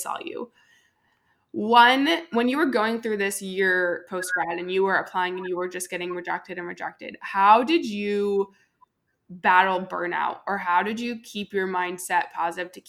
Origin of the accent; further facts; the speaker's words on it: Southern California, United States; now in Austin, United States; I'm from Southern California. I'm a little bit more south